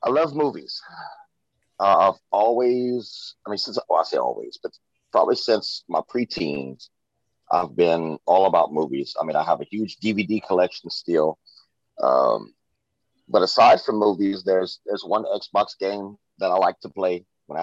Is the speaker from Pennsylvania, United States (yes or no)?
no; Louisiana, United States; I'm from Louisiana, raised.